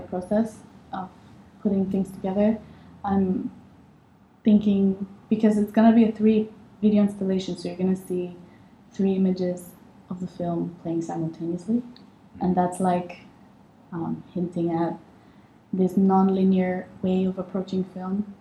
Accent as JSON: {"language": "English", "country": "Egypt", "also_born_or_lived": "Amsterdam", "moved": "as an adult", "said": "I came from Egypt, where I'm from, uh, straight out of high school."}